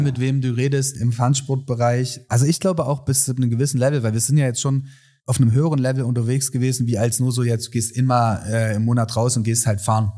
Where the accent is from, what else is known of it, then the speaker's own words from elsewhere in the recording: Saxony, Germany; als Sachse